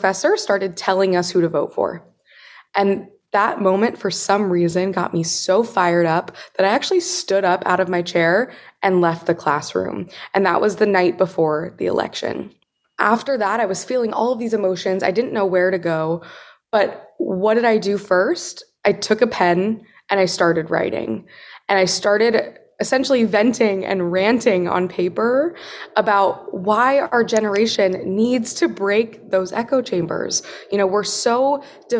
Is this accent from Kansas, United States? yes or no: yes; Wichita, Kansas, United States; moved away as an adult; also born or lived in East Coast; I had experienced in Wichita growing up in Kansas